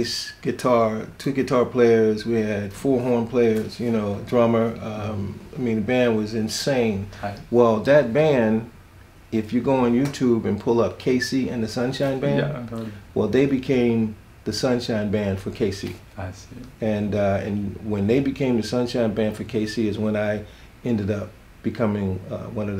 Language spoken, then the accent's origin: English; Philadelphia, Pennsylvania, United States; I'm from West Philly